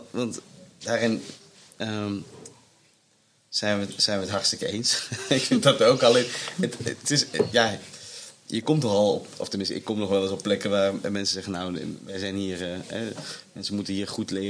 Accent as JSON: {"language": "Dutch", "region": "Limburg", "country": "Netherlands", "moved": "yes", "lives_now": "Rotterdam, Netherlands", "said": "ik als Limburger"}